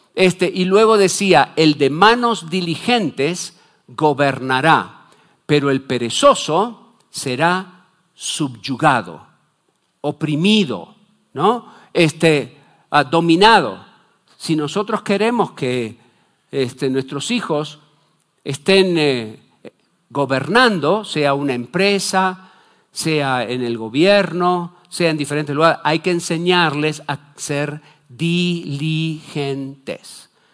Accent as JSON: {"language": "Spanish", "country": "Argentina"}